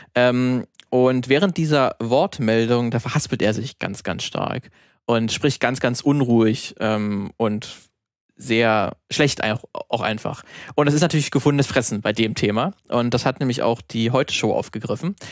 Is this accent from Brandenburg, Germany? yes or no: yes; Brandenburg, Germany; moved away; in der Heimat ähm, aus Brandenburg